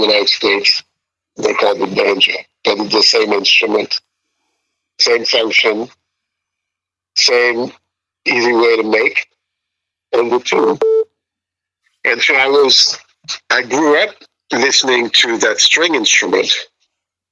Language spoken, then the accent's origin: English; Ségou, Ségou Region, Mali; moved away; I grew up in Sigu, which is in Mali, on the banks of the Niger River